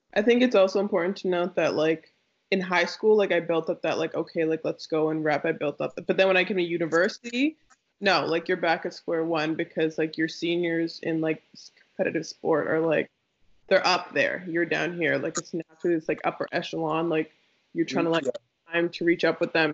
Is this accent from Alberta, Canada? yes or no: no; Toronto, Ontario, Canada; moved away as an adult; also born or lived in Nova Scotia; I grew up in Toronto